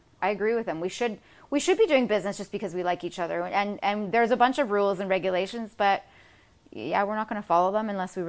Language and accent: English; Canada; moved away as an adult; also born or lived in Los Angeles / London / Rome; I'm Canadian